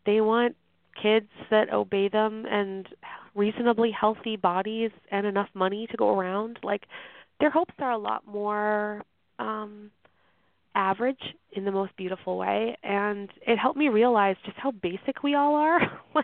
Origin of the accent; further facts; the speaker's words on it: middle of Canada, central Canada, Canada; moved away as an adult; now in North Carolina, United States; I'm Canadian, so this was not normally my bag. I'm from like the middle of Canada